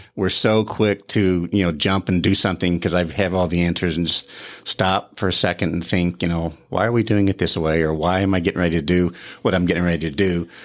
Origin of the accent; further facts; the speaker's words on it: Joplin, Missouri, United States; moved away; I'm from Joplin, Missouri, g, raised there, grew up there